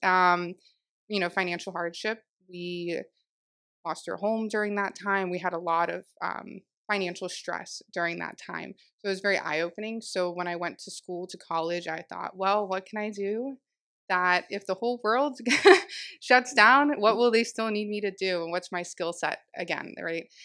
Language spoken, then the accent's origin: English; Jupiter, Florida, United States; also born or lived in Palm Beach Gardens, Florida; I am born and raised in Jupiter, um, technically Palm Beach